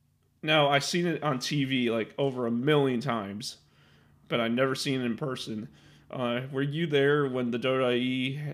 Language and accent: English; Chicago, Illinois, United States; Now I'm from Chicago